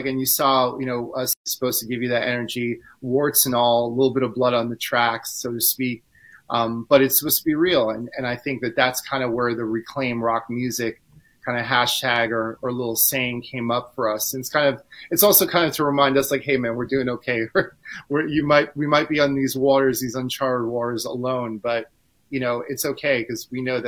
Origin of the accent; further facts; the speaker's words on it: New York City, New York, United States; I'm maybe from New York